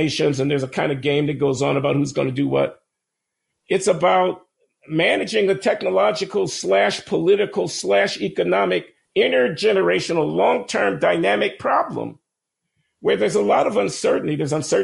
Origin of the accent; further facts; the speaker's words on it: United States; as an American and as an African American